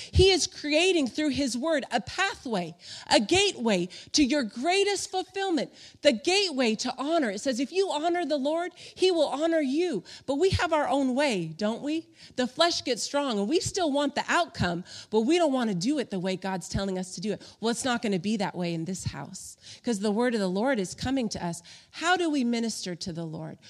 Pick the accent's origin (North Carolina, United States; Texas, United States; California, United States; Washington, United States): California, United States; Palm Springs; I grew up in Palm Springs, California, out in the desert